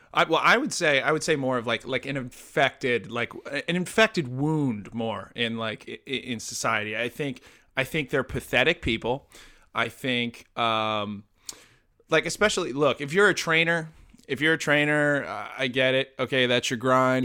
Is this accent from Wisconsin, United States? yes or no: no; New Jersey, United States; I'm from New Jersey, so I I know people like from my high school, from high schools in my area